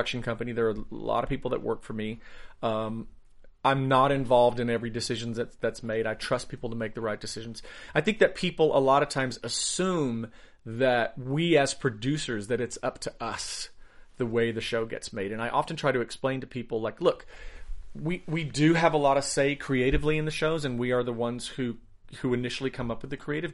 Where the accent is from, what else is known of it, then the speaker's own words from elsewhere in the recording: Asheville, North Carolina, United States; moved away as an adult; now in Los Angeles, United States; I grew up in Asheville, North Carolina.